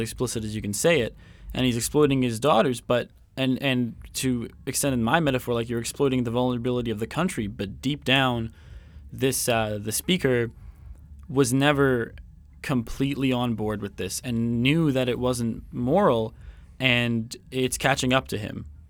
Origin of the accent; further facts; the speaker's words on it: Coquitlam, British Columbia, Canada; I'm from Vancouver, um, Coquitlam actually